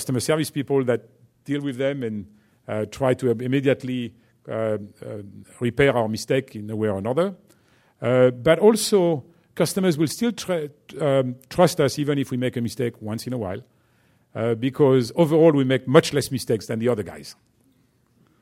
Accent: France; accent: French; English is a second language; my French accent

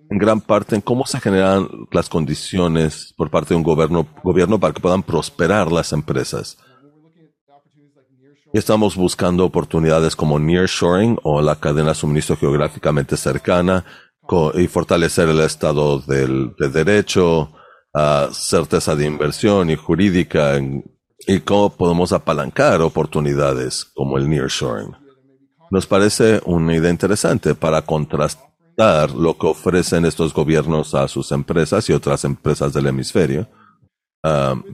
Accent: San Diego, California, United States; Yo soy oriundo de California, soy sandieguino, orgullosamente, así que me parece increíble poder estar hablando con un público de San Diego.

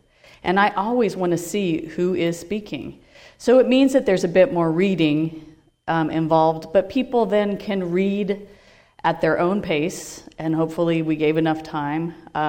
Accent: Portland, United States; I'm from Portland

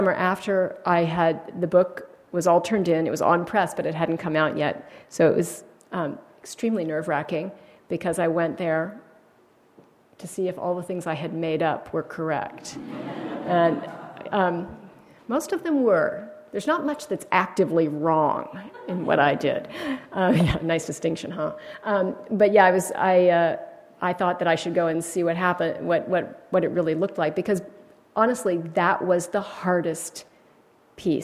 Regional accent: California, United States; I was born and raised here in California

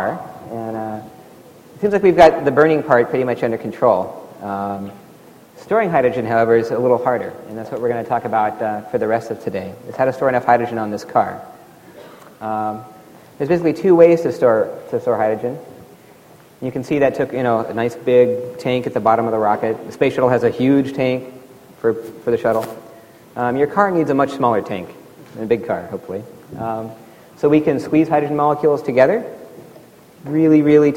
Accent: Alaska, United States; Here's where I grew up in Alaska, 0 degrees

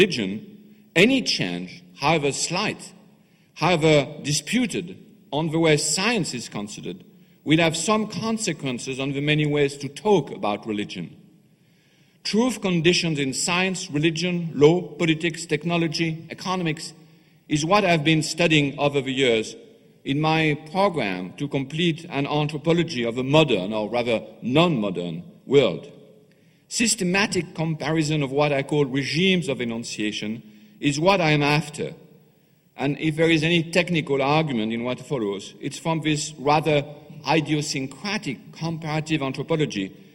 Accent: France; accent: French; English is a second language; my accent, French accent

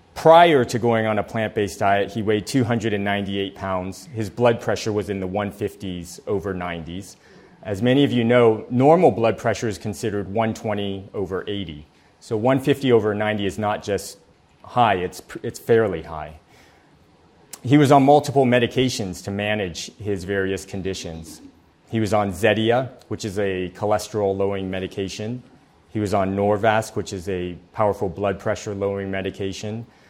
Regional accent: San Diego, California, United States; I grew up here in San Diego

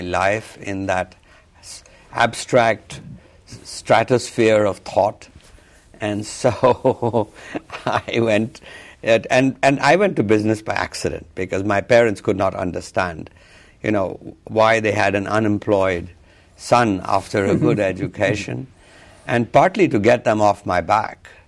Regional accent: Punjab, India; also born or lived in Pakistan; And I grew up in Punjab, which is in the northwest of India

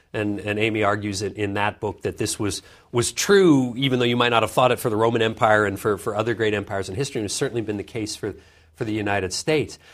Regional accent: Vancouver, British Columbia, Canada; also born or lived in Schenectady, New York; My father got a job at the university there in Vancouver, and so my, my growing up years were all in, in Canada, in, uh, in Vancouver.

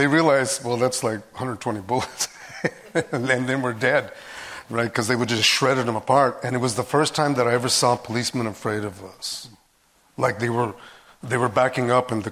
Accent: Albuquerque, New Mexico, United States; moved away; also born or lived in Roswell, New Mexico / Sacramento; I'm from New Mexico originally. I'm born in Roswell

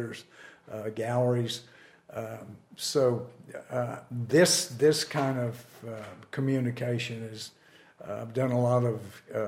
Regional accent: Lubbock, Texas, United States; growing up in Lubbock

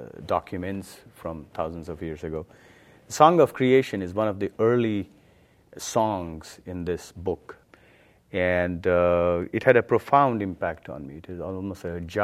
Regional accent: India; Yeah, when I was a young kid growing up in India, my mother, she knows Sanskrit.

